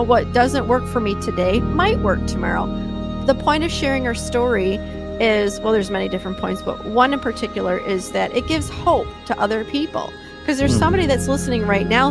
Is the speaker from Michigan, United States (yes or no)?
yes; Detroit, Michigan, United States; now in Minnesota, United States; I'm from Detroit. I'm an East Sider